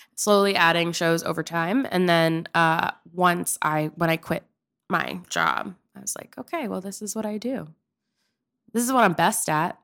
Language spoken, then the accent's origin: English; Pennsylvania, United States; moved away as an adult; also born or lived in Oklahoma; I'm from Pennsylvania.